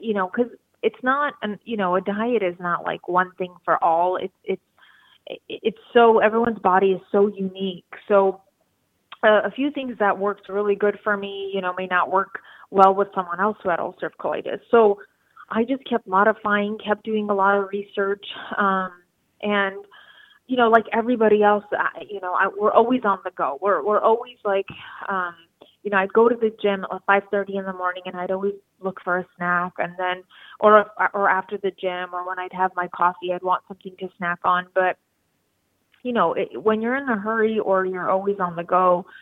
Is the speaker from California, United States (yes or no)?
yes; Los Angeles, California, United States; I am from Los Angeles, California